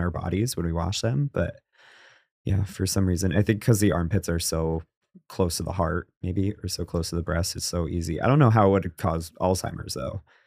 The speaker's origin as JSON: {"language": "English", "region": "New England", "country": "United States", "said": "I'm from New England"}